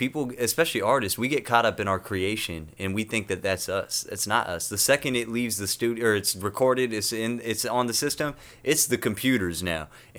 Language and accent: English; United States; moved away as an adult; also born or lived in Toronto / South County; I'm from North County.